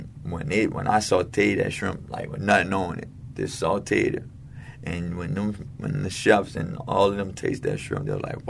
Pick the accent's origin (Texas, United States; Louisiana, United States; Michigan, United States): Louisiana, United States; New Orleans; also born or lived in California; Growing up in the Seventh Ward, especially when I'm 37 years old